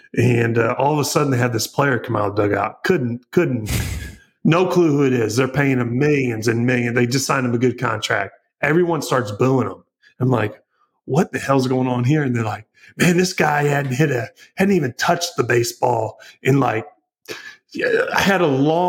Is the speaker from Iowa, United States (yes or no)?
no; Missouri, United States; I'm from Missouri